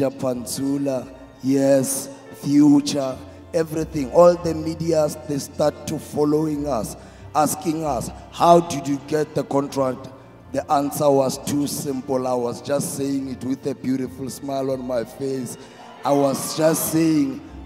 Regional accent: Thembisa, Gauteng, South Africa; I was born in here in South Africa

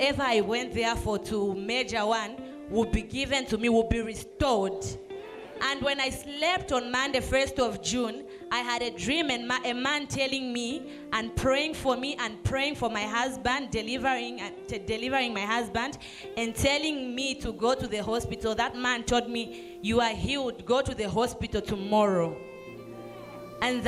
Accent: Zambia; I'm coming from Zambia.

